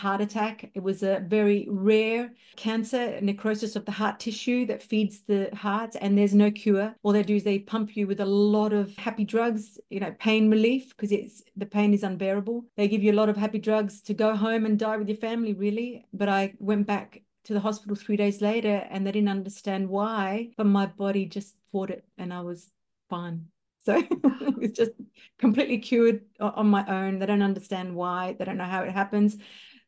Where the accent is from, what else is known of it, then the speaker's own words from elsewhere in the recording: Darwin, Northern Territory, Australia; also born or lived in Melbourne, Victoria, Australia; I'm from Darwin, Northern Territory, Australia. I did live in Melbourne for over 25 years